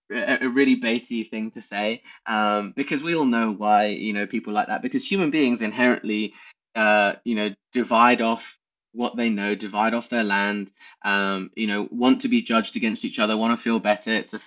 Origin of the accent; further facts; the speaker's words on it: England, United Kingdom; because we're English and we won.